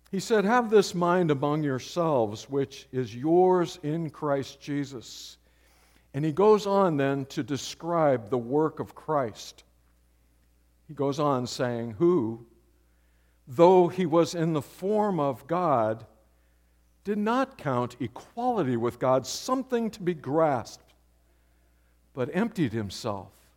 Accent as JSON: {"language": "English", "town": "San Diego", "region": "California", "country": "United States", "tie": "born or raised there", "moved": "yes", "said": "Marty and I grew up around San Diego"}